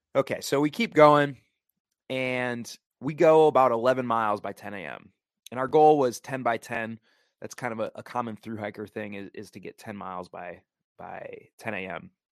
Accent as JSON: {"language": "English", "area": "the Midwest", "region": "Wisconsin", "country": "United States", "moved": "yes", "said": "I'm originally from the Midwest, which is why I'm wearing a Wisconsin T-shirt"}